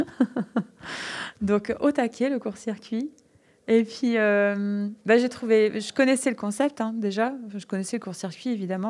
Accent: French Flanders, Mont Cassel, Hauts-de-France, France; Je suis originaire des Flandres, au pied du Mont Cassel

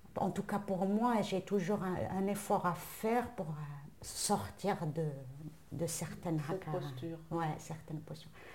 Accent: Algeria; en tant qu'Algérienne

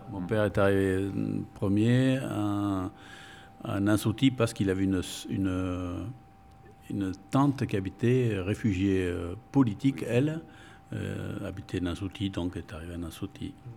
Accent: Bordeaux, Nouvelle-Aquitaine, France; first language Spanish; French is a second language; Je suis né à Bordeaux.

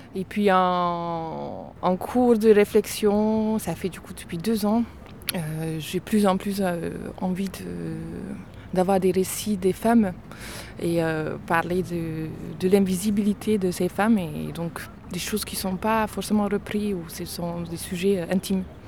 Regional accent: Budapest, Hungary; French is a second language; now in Cluny, France; Je viens de Budapest

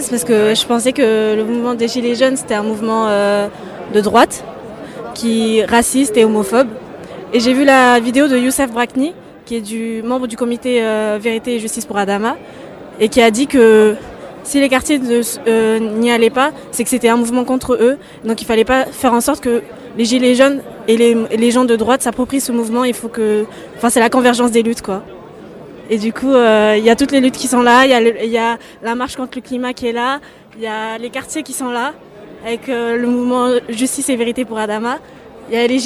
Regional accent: France; Je suis française aussi.

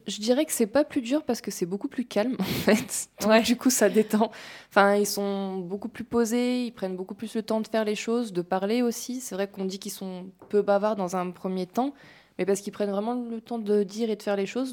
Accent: France

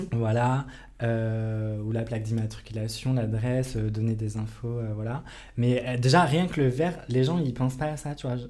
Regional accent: Bourgogne-Franche-Comté, France; moved away; je viens de Franche-Comté

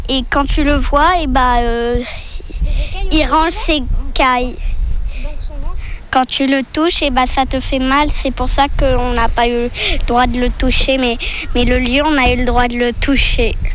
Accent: Ibiza, Balearic Islands, Spain; now in France; je suis en Bretagne et je viens d'Espagne. Je suis née à Ibiza.

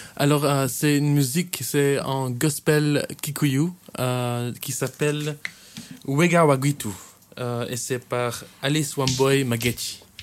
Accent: Kenya; moved away as an adult; also born or lived in Chastre, Wallonia, Belgium; now in Belgium; je viens du coup de la Belgique, je viens de, Wallonie, une petite ville qui s'appelle Chastre, euh, mais j'ai grandi au Kenya

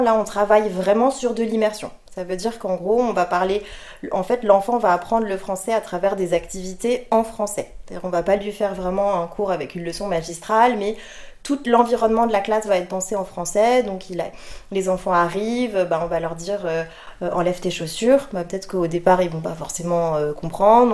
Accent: France; first language French; also born or lived in Russia; now in United Arab Emirates; je parle euh, le français, c'est ma langue maternelle. Ensuite, je parle japonais parce que ma mère est japonaise, donc je suis franco-japonaise

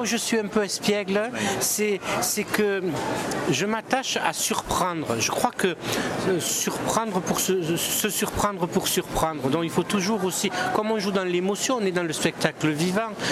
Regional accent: Languedoc, Occitania, France; mes racines, elles sont languedociennes. Je suis enraciné dans mon terroir languedocien. Donc je suis méridional

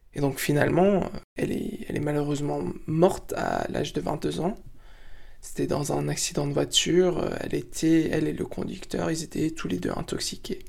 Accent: United States; moved away as an adult; now in France; Je suis franco-marocain, mais j'ai grandi aux États-Unis jusqu'à l'âge de 19 ans

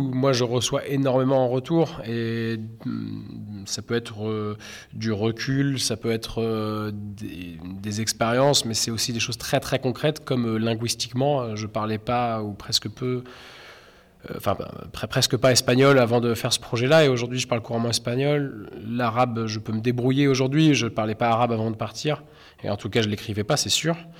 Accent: Caen, Normandy, France; je suis un artiste peintre euh, britannique et normand, euh, et je viens de Caen

